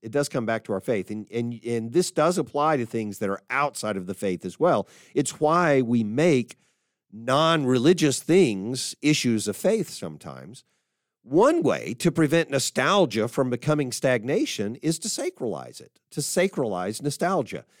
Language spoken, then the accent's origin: English; Dallas, Texas, United States; my hometown, Dallas.